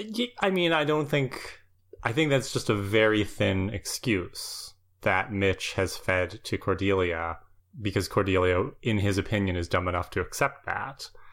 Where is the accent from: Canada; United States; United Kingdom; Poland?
Canada; as a Canadian